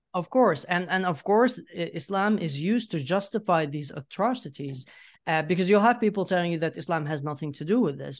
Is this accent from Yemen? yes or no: yes; Yemen; moved away as an adult; now in Sweden; I grew up in Yemen. I left Yemen in 2014 um 20 i was 20 years uh, i was 20 years old back then and then i moved to sweden